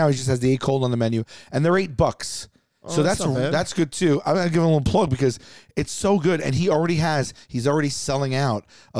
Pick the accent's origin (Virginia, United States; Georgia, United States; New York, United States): New York, United States; Staten Island; You know how we grew up in New York, and even a suburb in Staten Island, like a deli sandwich is a thing.